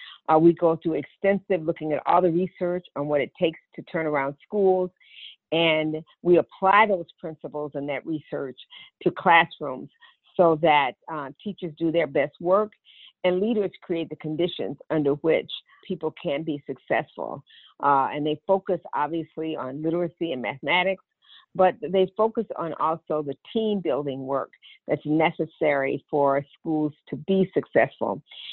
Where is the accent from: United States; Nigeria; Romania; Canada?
United States; Brownsville, Tennessee; I grew up in West Tennessee, in Brownsville, Tennessee. Nobody hardly has ever heard of it who lives in Memphis, but it's only about 50 miles going east toward Nashville. And it's a small community, mostly rural.